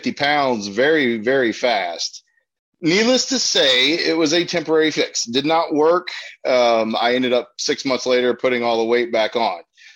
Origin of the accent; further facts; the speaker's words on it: Georgia, United States; I grew up in Georgia